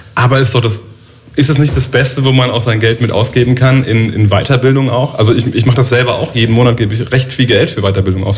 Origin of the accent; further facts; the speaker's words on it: Neustadt an der Weinstraße, Rhineland-Palatinate, Germany; das ist ein Ort neben Neustadt, wo ich herkomme.